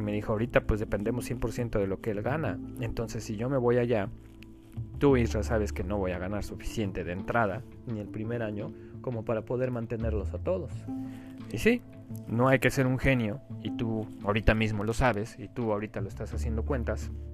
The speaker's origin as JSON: {"language": "Spanish", "country": "Mexico", "moved": "as an adult", "said": "soy mexicano"}